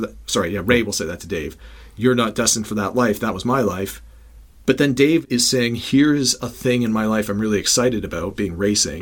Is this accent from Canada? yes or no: yes; Toronto, Ontario, Canada; I'm born and raised in Toronto